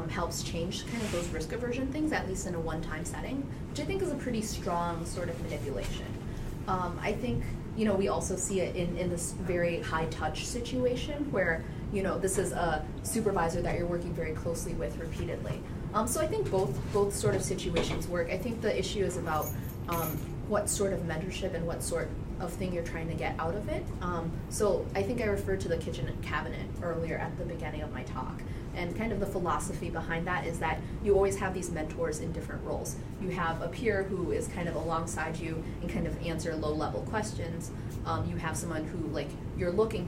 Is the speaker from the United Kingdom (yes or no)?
no; Minnesota, United States; I'm from Minnesota as well, and so my identity as a Midwesterner also drives a lot of how I interact